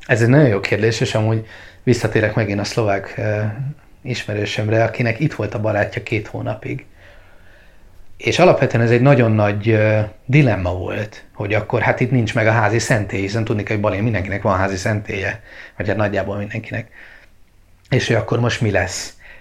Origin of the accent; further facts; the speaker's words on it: Hungary; also born or lived in Bali, Indonesia; mi magyarok vagyunk és keresztények